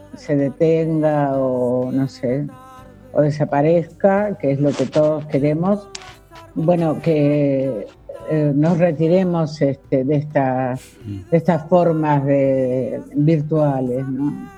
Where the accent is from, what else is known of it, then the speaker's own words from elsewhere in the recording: Villaguay, Entre Ríos, Argentina; also born or lived in Rosario, Santa Fe; now in Buenos Aires, Argentina; yo nací en Villaguay, en Entre Ríos, pero viví muchísimos años en, en Rosario